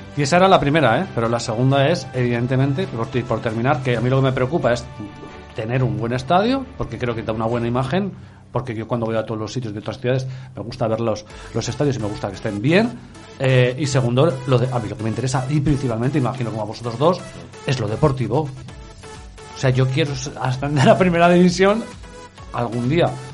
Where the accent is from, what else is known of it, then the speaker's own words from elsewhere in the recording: Utebo, Aragon, Spain; mi pueblo